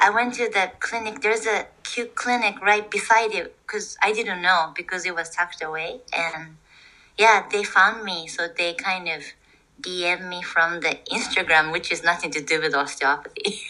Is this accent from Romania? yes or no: no; Japan; English is a second language; moved away as an adult; also born or lived in Toronto